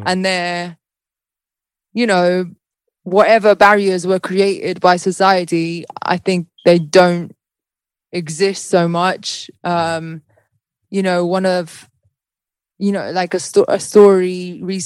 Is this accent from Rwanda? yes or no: no; Malta; now in United Kingdom; leaving my home country of Malta to like come here